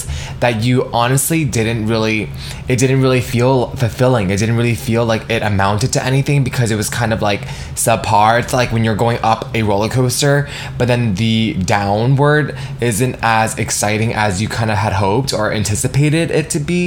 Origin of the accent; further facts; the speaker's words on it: United States; how I was raised being Vietnamese American